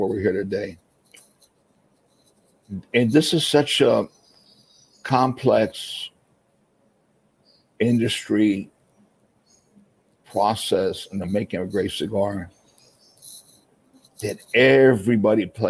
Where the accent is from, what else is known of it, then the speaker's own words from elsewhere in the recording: Florida, United States; moved away as an adult; also born or lived in Tampa, Florida; now in Dominican Republic; born and raised in Florida